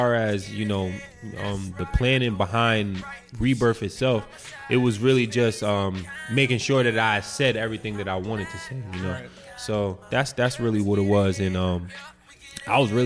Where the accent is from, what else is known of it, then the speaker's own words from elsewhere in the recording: New York City, New York, United States; now in New Brunswick, United States; I'm from Queens originally.